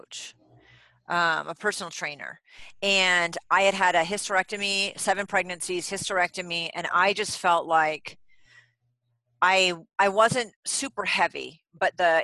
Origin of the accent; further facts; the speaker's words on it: New England, United States; I'm from New England and we don't have accents